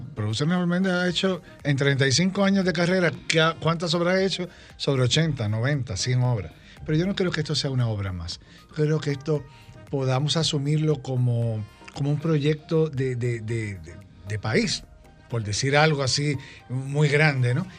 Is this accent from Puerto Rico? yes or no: yes; Puerto Rico; mi país, en Puerto Rico